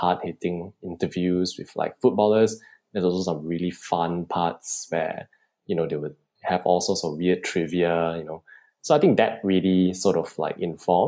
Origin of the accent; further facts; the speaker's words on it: Subang Jaya, Selangor, Malaysia; I'm 26 years old and I'm from Subang Jaya.